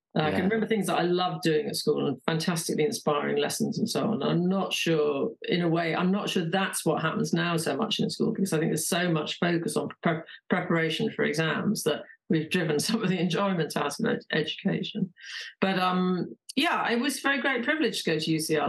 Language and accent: English; London, United Kingdom; I grew up in London